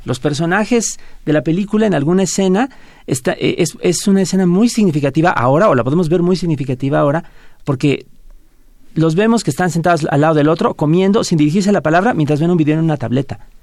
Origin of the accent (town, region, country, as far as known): Mexico